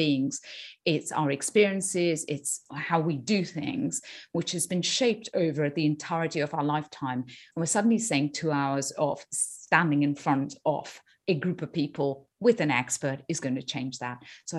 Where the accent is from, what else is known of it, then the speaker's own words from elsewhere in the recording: India; moved away; So I'm from India originally. I've lived outside in 5 or 6 countries around the world.